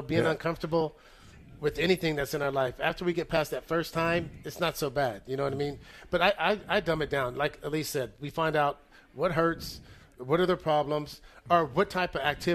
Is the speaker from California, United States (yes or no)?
yes; Northern California, United States; we're both from Northern California